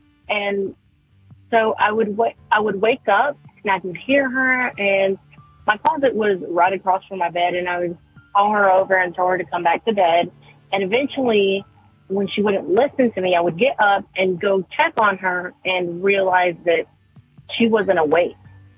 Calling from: North Carolina, United States; I am calling from North Carolina

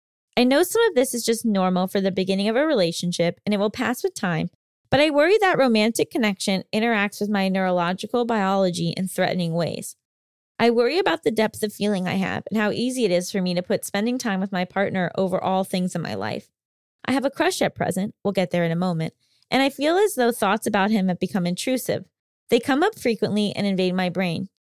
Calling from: Italy; from Italy.

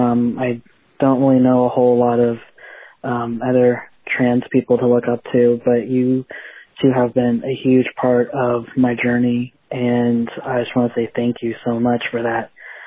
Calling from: Jupiter, Florida, United States; I'm from Jupiter, Florida.

